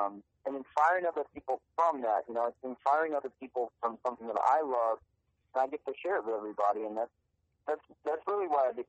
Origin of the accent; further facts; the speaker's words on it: Manchester, North West England, United Kingdom; moved away as an adult; now in United States; I wasn't born in the States. I was born in England. I grew up there. Played soccer in college in England.